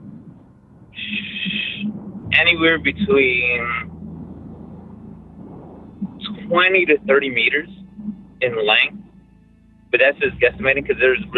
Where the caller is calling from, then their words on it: Dallas, Texas, United States; also born or lived in New York; I'm calling from Dallas, Texas